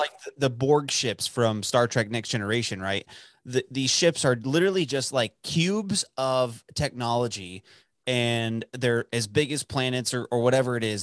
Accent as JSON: {"language": "English", "area": "outside of Dallas", "region": "Texas", "country": "United States", "tie": "born or raised there", "said": "the town that I grew up in outside of Dallas for eighteen years"}